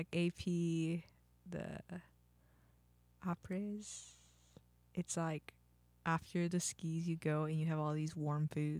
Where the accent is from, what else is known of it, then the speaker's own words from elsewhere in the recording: Texas, United States; I grew up in Texas, so I don't know how to do cold.